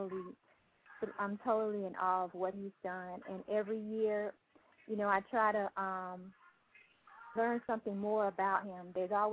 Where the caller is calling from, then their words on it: Miami, Florida, United States; I'm calling from Miami, Florida